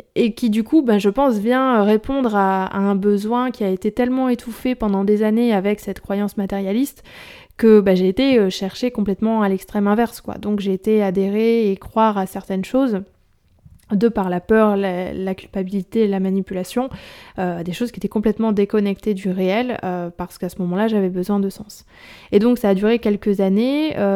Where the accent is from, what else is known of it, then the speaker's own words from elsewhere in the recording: Nord, Hauts-de-France, France; je suis, je suis du Nord